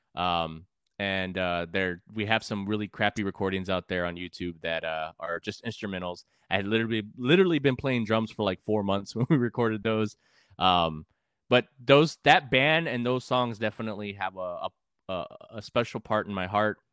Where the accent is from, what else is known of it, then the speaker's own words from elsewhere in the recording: San Antonio, Texas, United States; also born or lived in California; I grew up in San Antonio, but I've gr, I've been kind of all over